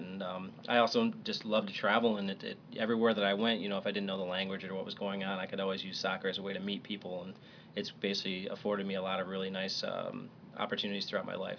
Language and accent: English; Michigan, United States; moved away; grew up in Michigan, is a great place to grow up